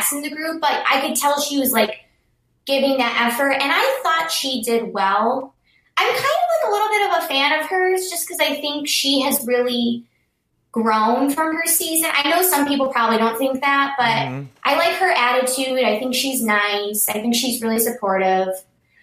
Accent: Chicago, Illinois, United States; I'm from Chicago

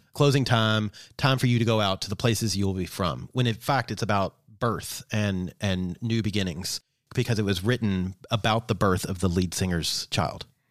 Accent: Kentucky, United States; growing up in Kentucky

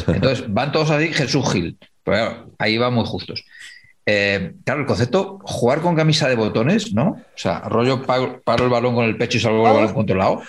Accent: Humanes, Spain; Stanislao Zazo tiene una calle en mi pueblo, en Humanes

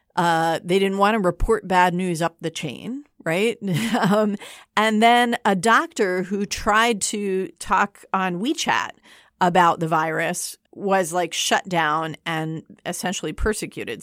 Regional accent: East Lansing, Michigan, United States; moved away; Michigan, my home state

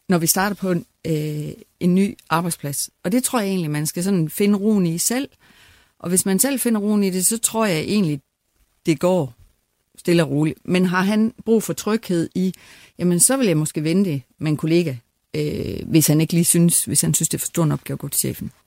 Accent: West Jutland, Central Denmark Region, Denmark; moved away as an adult; also born or lived in Aarhus; jeg kommer langt ud fra Vestjylland

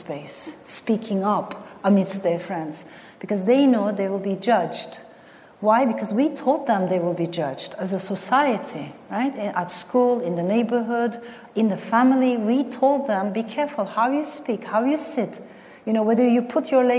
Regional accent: Turkey; also born or lived in France; I was born in France to Turkish parents, but then my parents got separated. My father stayed in France, and my mother brought me to Turkey

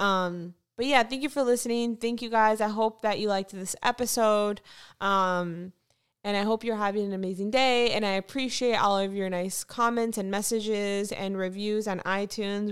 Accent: Fort Lauderdale, Florida, United States; moved away; I'm from Fort Lauderdale

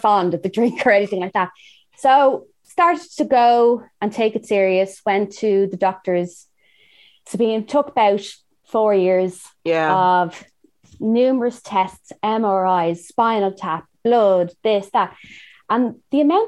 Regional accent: Ireland; moved away as an adult; also born or lived in Los Angeles, United States; I'm from Ireland.

